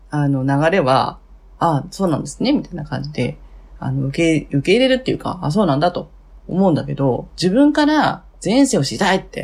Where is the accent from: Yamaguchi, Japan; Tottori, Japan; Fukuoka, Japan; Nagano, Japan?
Fukuoka, Japan; now in Tokyo, Japan; 福岡の博多です。はい。はい。で、今は東京ですね。